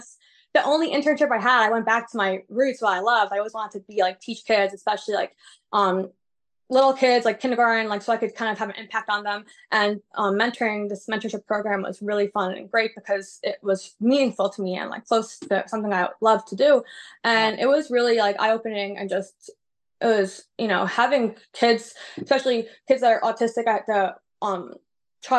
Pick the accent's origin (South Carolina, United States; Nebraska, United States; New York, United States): New York, United States; New York City; I grew up in New York City